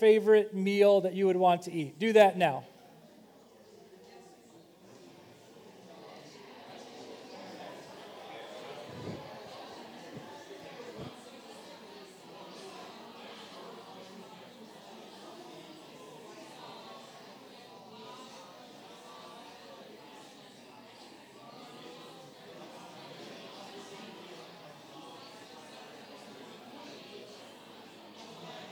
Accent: Kentucky, United States; I'm from Kentucky

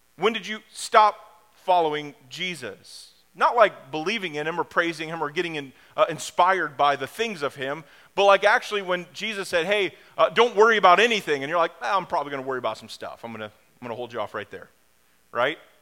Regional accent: Springfield, United States; I grew up in Springfield.

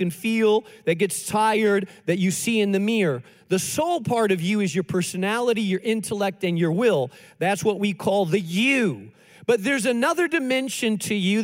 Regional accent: Spain; moved away; I grew up in Spain

